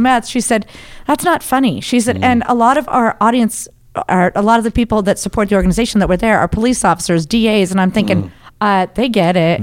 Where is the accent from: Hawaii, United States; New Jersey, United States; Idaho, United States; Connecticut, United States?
Idaho, United States; I'm from Idaho. Um, and I wasn't I didn't grow up Christian